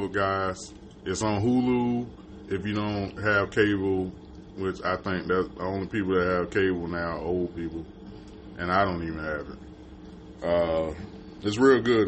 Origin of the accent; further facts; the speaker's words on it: Florida, United States; I'm from Florida.